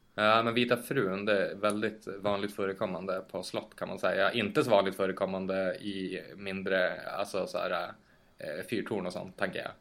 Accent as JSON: {"language": "Swedish", "area": "near Piteå", "region": "Norrbotten County", "country": "Sweden", "tie": "born or raised there", "said": "min hemby utanför Piteå"}